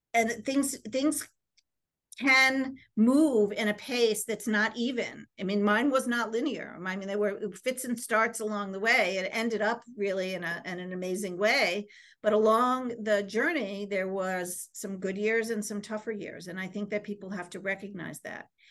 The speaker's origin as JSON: {"language": "English", "town": "Easton", "region": "Connecticut", "country": "United States", "tie": "born or raised there", "said": "I, um, was originally from, um, a c, small town in Connecticut called Easton, Connecticut, which is, um, part of the Bridgeport area."}